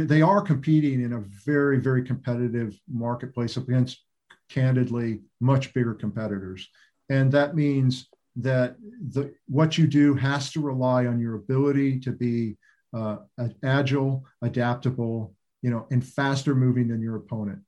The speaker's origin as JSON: {"language": "English", "town": "Roswell", "region": "New Mexico", "country": "United States", "tie": "born or raised there", "said": "I was born in Roswell, New Mexico"}